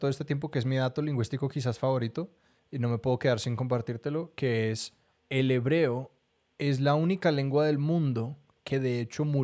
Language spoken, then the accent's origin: Spanish; Colombia; una persona que viene de Colombia y de Latinoamérica, un país que, y un, continente que en mayoría habla español